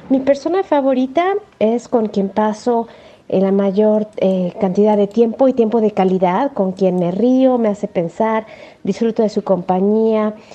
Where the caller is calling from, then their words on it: Mexico; Hola Caribe FM … de México